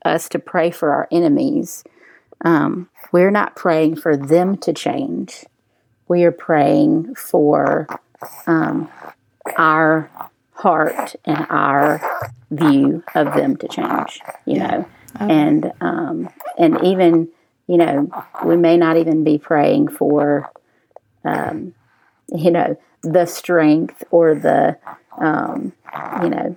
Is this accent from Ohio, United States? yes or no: no; Jackson, Mississippi, United States; I grew up in Jackson Public Schools